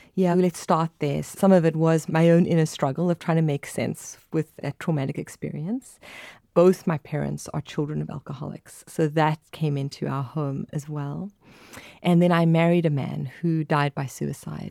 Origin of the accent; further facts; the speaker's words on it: South Africa; accent: South African; I'm from South Africa